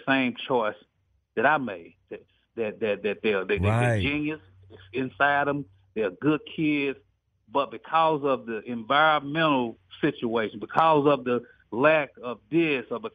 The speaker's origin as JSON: {"language": "English", "town": "Dallas", "region": "Texas", "country": "United States", "said": "I'm from East Dallas, Southeast Dallas"}